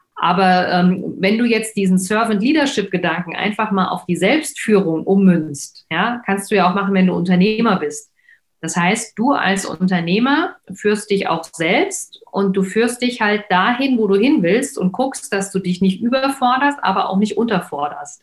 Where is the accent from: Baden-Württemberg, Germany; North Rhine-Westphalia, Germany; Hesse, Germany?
Hesse, Germany; Frankfurt; ich komme ja aus Frankfurt, ähm, Nied